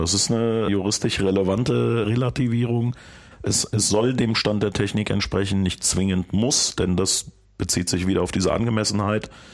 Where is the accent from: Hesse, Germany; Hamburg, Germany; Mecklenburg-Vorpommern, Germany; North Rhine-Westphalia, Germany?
North Rhine-Westphalia, Germany; Bonn; Ich komme ja aus Bonn. In der Gegend, wo ich wohne